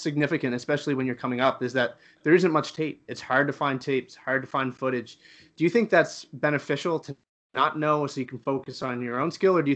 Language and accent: English; Canada; I'm Canadian